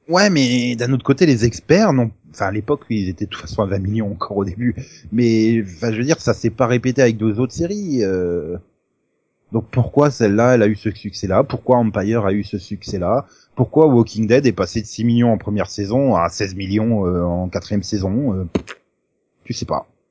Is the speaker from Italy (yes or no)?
no; France; on est français